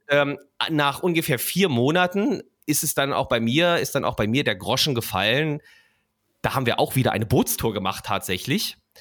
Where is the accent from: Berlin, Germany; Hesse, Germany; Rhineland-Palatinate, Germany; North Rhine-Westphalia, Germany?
Berlin, Germany; Ich bin da aufgewachsen in der Platte in Berlin-Mitte, Singerstraße 112